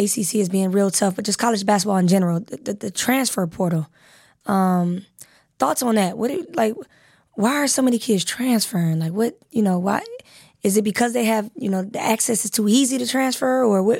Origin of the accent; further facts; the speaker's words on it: Cleveland, Ohio, United States; I'm from Cleveland